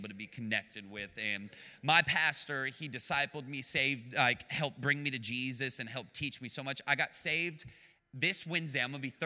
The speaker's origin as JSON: {"language": "English", "town": "Dallas", "region": "Texas", "country": "United States", "tie": "born or raised there", "also_born_or_lived": "Phoenix, Arizona", "said": "I was born in Phoenix, moved really quickly. And when I had moved, I came to Texas, and I was in Dallas, and my mom was raising me"}